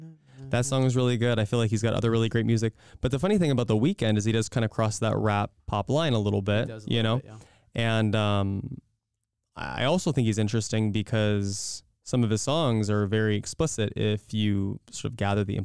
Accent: California, United States; born there; Okay, I was born in California.

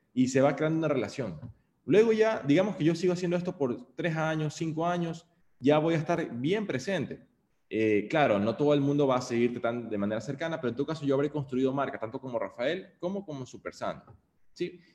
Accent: Guayaquil, Guayas, Ecuador; Yo, como guayaquileño del siglo 21, año 91 que nací

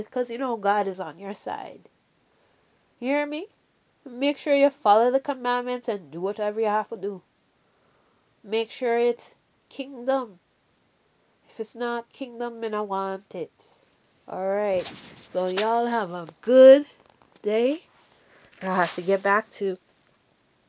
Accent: Jamaica; accent: Jamaican; my Jamaican accent

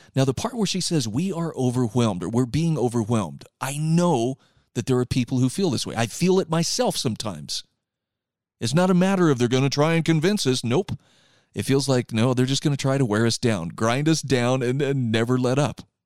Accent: Utah, United States; here in my home state of Utah

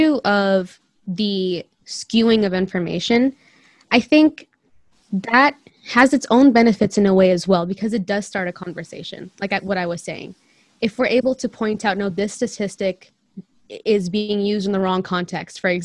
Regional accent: India; I'm a Christian minority in India.

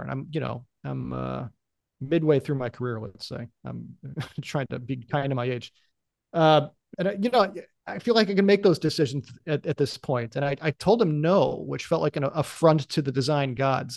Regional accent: United States; as an American employee

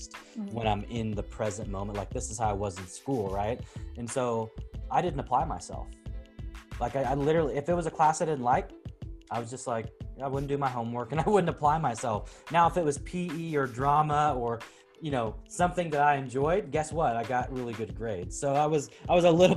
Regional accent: Portland, Oregon, United States; I grew up in the Pacific Northwest. I grew up in Portland

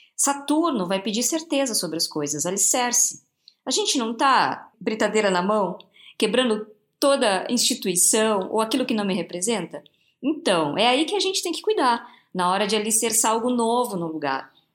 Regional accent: Santo André, São Paulo, Brazil; Eu sou de Santo André, do ABC

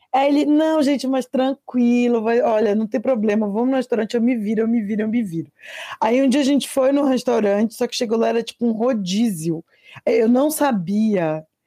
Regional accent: Pará, Brazil; meu país, Pará, minha nação, Amazônia

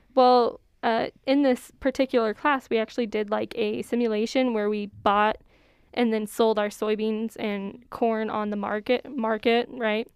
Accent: Courage, South Dakota, United States; I'm from Courage, so we'll go up to Yankton to shop.

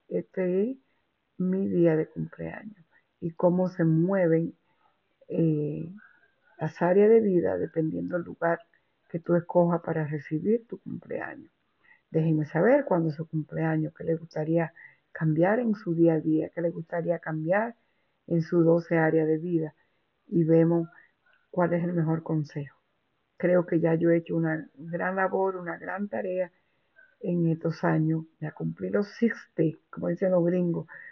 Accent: Dominican Republic; now in New York, United States; en la República Dominicana, esa es donde yo nací

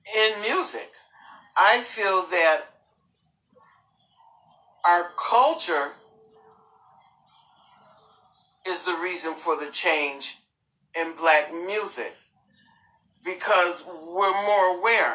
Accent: Rocky Mount, North Carolina, United States; I was born in Rocky Mount, North Carolina.

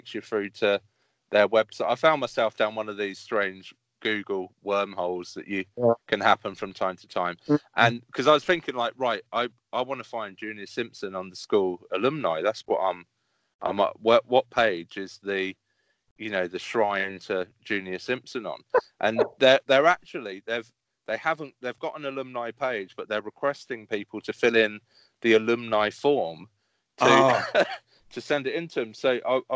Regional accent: Bedfordshire, East of England, United Kingdom; growing up in Bedfordshire

